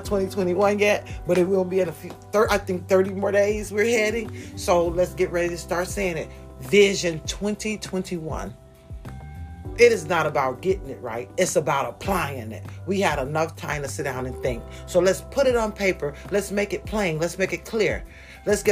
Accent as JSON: {"language": "English", "country": "United States"}